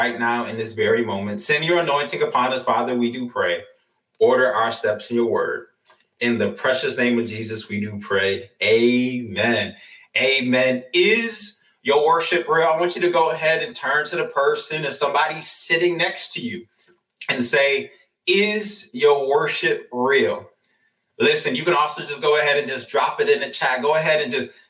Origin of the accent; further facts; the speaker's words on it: New York, United States; now in Atlanta, United States; I'm from New York